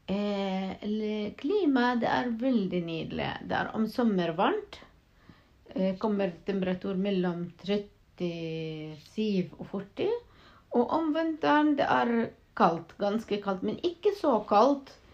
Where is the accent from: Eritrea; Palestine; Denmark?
Palestine; Salfit, West Bank; Norwegian is a second language; now in Norway; Jeg er født i Palestina, en eh, by som heter Selfiet.